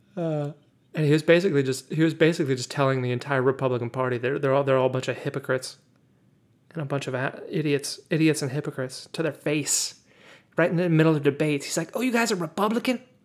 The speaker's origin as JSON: {"language": "English", "country": "United States", "said": "I'm American."}